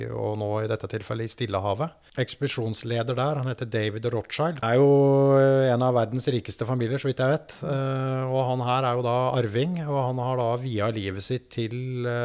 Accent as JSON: {"language": "Norwegian", "town": "Lillehammer", "region": "Innlandet", "country": "Norway", "tie": "born or raised there", "said": "jeg vokste opp i Lillehammer, er en innenlandsgutt og har levd et ganske sånn vil, vil si et ganske normalt, normal oppvekst"}